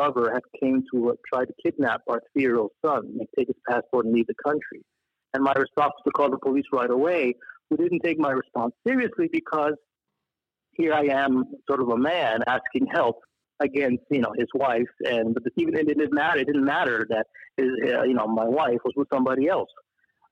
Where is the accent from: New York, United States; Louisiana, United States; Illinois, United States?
New York, United States; New York City; also born or lived in Montreal, Canada; in 1976, 1977, I was relocated to Queens. So I went from Montreal to Queens, New York